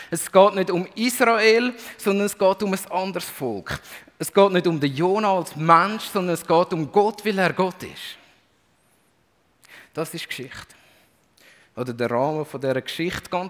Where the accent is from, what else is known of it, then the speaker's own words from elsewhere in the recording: Switzerland; Man kann sich das ein bisschen ähnlich vorstellen als Schweizer.